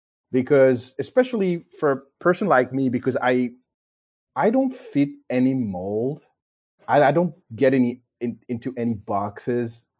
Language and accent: English; Paris, Île-de-France, France; moved away as an adult; now in United States; I was born in Paris, France. And this is where I grew up